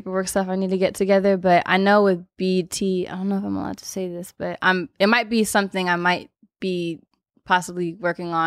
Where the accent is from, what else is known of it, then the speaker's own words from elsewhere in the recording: Los Angeles, California, United States; LA born and raised.